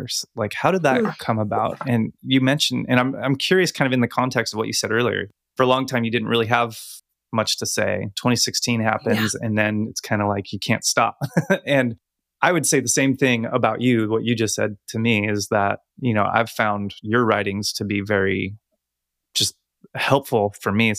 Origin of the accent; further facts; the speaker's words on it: California, United States; I'm from California